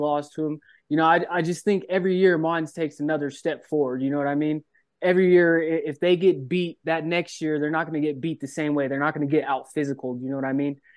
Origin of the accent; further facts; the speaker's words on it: Colorado, United States; I grew up in Colorado